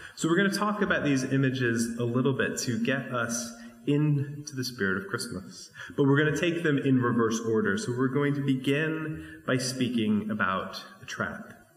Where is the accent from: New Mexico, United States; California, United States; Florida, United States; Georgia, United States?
New Mexico, United States; When I was growing up in New Mexico